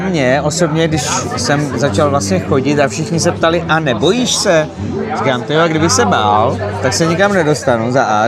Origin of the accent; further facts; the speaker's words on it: Slavičín, Zlín Region, Czechia; moved away; jsem původem ze Slavičína.